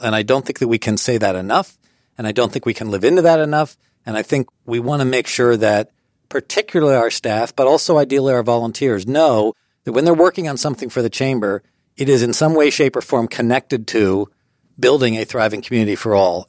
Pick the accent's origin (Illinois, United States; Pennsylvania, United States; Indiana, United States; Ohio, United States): Pennsylvania, United States; Allentown; moved away as an adult; also born or lived in Harrisburg, Pennsylvania / Lancaster County, Pennsylvania; I grew up in Allentown, Pennsylvania, and in high school, I was often called the mayor